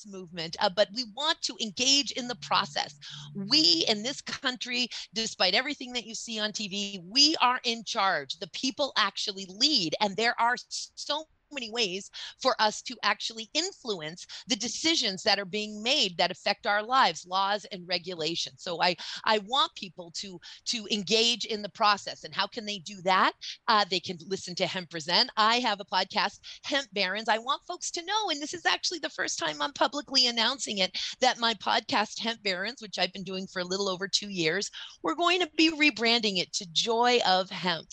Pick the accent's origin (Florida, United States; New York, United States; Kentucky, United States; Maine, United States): Maine, United States; my home state of Maine